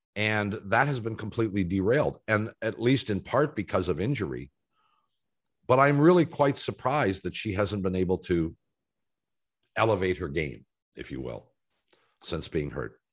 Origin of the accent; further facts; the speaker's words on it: Canada; as a Canadian watching tennis players